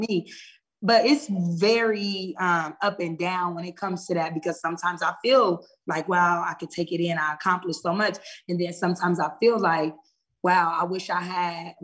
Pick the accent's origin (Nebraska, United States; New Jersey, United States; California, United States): Nebraska, United States; Omaha; moved away as an adult; now in Georgia, United States; I'm originally from Omaha, Nebraska. I've been in Georgia for 2 years